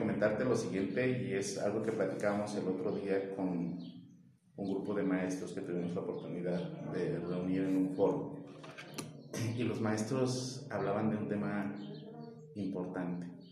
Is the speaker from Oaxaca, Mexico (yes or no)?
no; Paracho, Michoacán, Mexico; Soy un apasionado de Paracho, eh, lo quiero mucho, sus costumbres, sus tradiciones, a su gente, soy de aquí